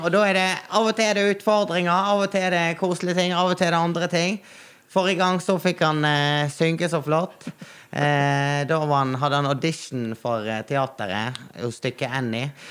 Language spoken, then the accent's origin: Norwegian; Naustdal, Vestland, Norway; jeg er fra Naustdal